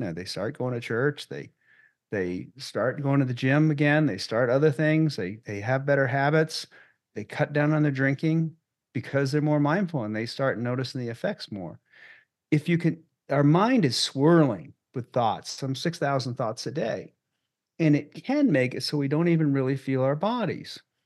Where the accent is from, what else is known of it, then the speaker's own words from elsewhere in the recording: Maine, United States; moved away as an adult; also born or lived in Boston; now in Loveland, United States; where I grew up in Maine